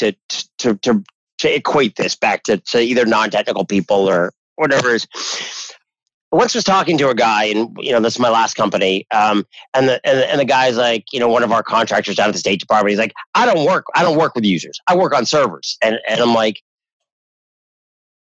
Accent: New Hampshire, United States; moved away; I'm originally from New Hampshire

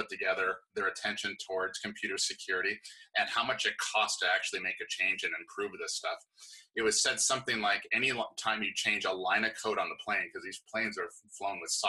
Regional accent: Hawaii, United States; I'm from Hawaii, and it's a very fighting culture. And I grew up kickboxing

